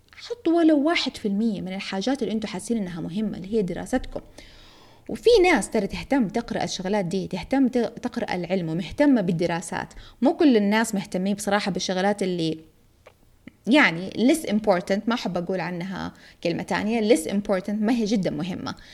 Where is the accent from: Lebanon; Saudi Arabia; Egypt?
Saudi Arabia; Jeddah, Makkah Province; عندنا في جدة